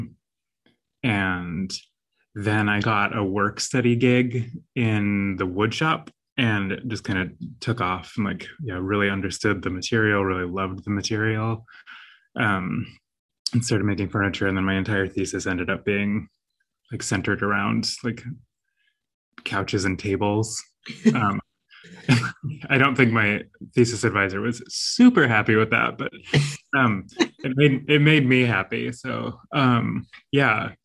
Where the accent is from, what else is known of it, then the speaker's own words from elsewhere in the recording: Central California, United States; I grew up in a small little town in Central California